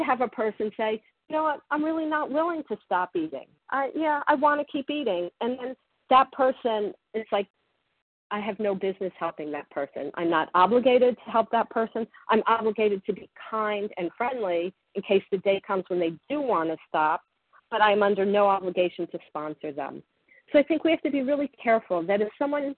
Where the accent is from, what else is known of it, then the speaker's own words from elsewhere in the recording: Florida, United States; I grew up in Florida and I went to the beach